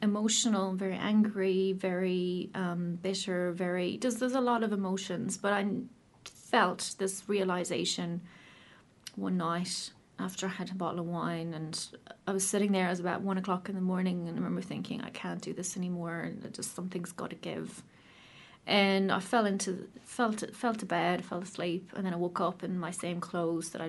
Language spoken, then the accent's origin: English; Ireland; moved away as an adult; now in New Zealand; as you can probably tell from my accent, I'm not from New Zealand originally. I'm from Ireland